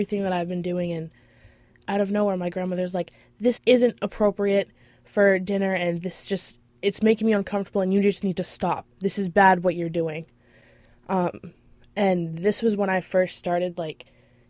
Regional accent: Kennebunk, Maine, United States; I'm from Kennebunk

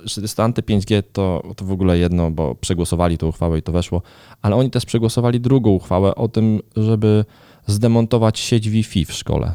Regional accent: Garwolin, Masovian Voivodeship, Poland; do mojego rodzinnego miasta, do Garwolina

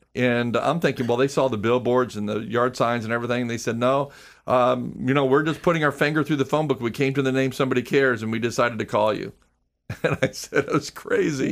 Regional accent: Clearwater, Florida, United States; moved away as an adult; also born or lived in Texas; I was born and raised in Clearwater

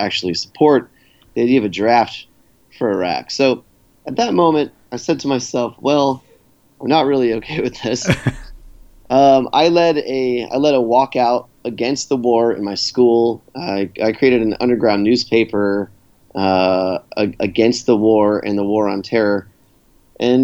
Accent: Long Island, New York, United States; moved away as an adult; now in Toronto, Canada; I was born in New York, and I lived there until I was 18

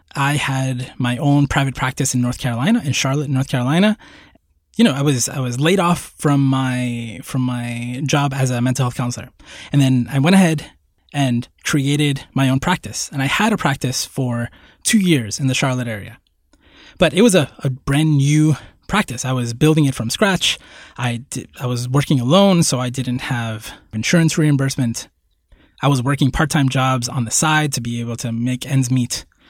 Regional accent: Puerto Rico; moved away; also born or lived in New York City, United States; I was born in Puerto Rico

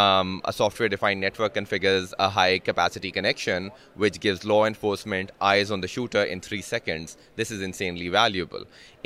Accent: Pakistan; I'm from Pakistan, and Pakistan's a very key market for me where I'm currently focusing.

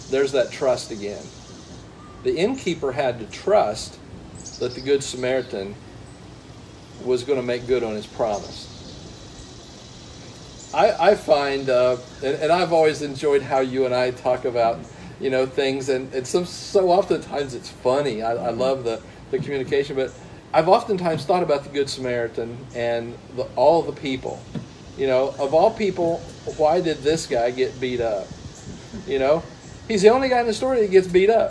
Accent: Ohio, United States; I grew up around Ohio

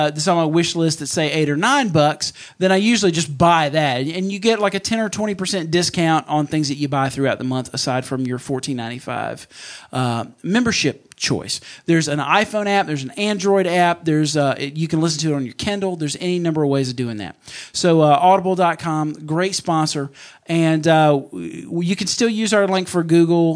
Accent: Mississippi, United States; about 45 minutes from my hometown at the Neshoba County Fair

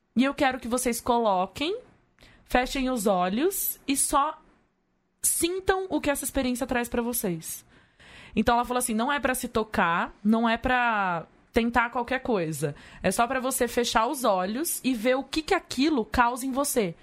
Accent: Leme, São Paulo, Brazil; moved away; Leme, onde eu nasci

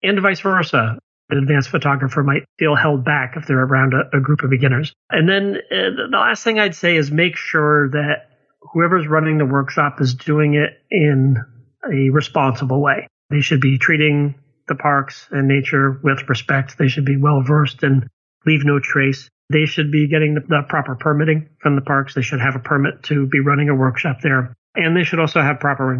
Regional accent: Connecticut, United States; I grew up in Connecticut

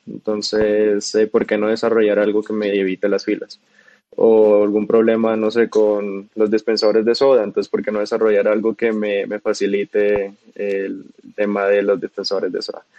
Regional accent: Bogotá, Colombia; also born or lived in Cartagena / United States; Yo nací en Cartagena, pero yo me crié en Bogotá.

